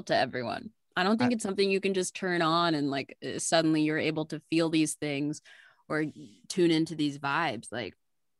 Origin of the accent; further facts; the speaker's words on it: Northern Virginia, United States; I'm from Northern Virginia. And so we were living on Civil War battlegrounds.